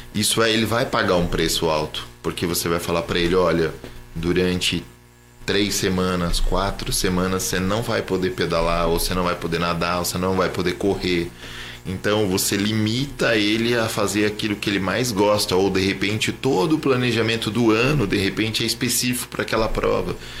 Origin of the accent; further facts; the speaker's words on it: Jacareí, São Paulo, Brazil; moved away as an adult; now in São José dos Campos, Brazil; E daí eu acabei nascendo aqui, mas morando em Jacareí.